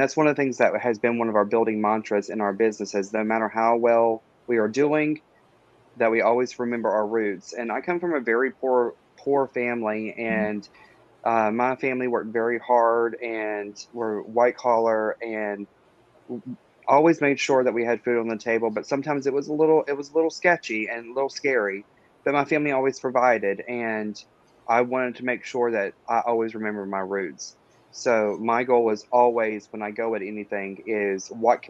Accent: Dallas, North Carolina, United States; moved away as an adult; now in Fayetteville, United States; I myself am a resident of Fayetteville. I'm originally from Dallas, North Carolina, which most people don't even know exists.

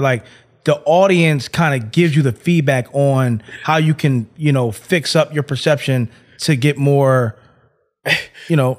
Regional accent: Philadelphia, Pennsylvania, United States; moved away; I'm from Philly

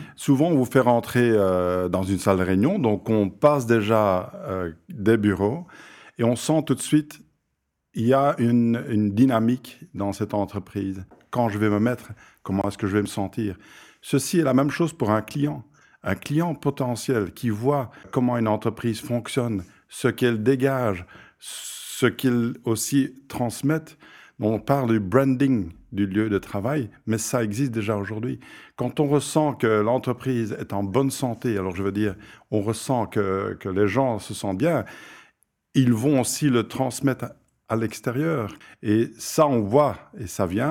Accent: Flanders, Belgium; je viens de la Flandre

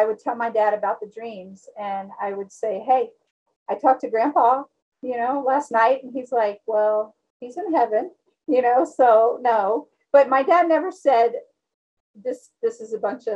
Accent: Texas, United States; I'm from Texas

